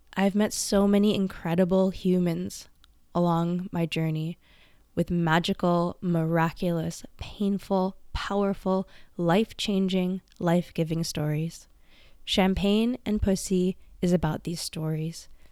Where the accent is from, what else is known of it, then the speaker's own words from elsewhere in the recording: Vancouver, British Columbia, Canada; I was born in Vancouver, British Columbia, Canada, and I was raised by my grandparents and my mom for the first several years of my life.